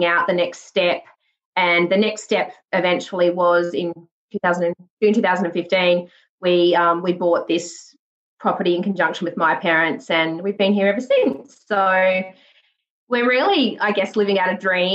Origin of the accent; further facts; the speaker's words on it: South Burnett region of Queensland, Australia; moved away as an adult; also born or lived in Armidale, New South Wales / Gunnedah, New South Wales / West Wyalong, New South Wales; grew up in the South Burnett region of Queensland on a farm there with my parents and three siblings